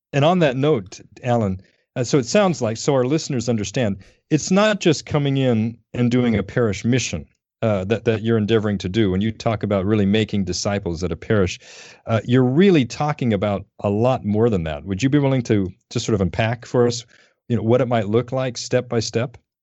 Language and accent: English; Denver, Colorado, United States; moved away; I grew up in Denver